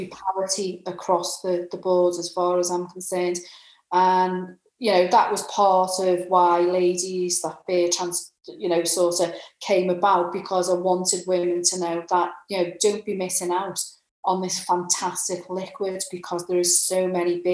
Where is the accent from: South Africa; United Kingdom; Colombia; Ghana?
United Kingdom; Liverpool, North West England; I'm a Scouser.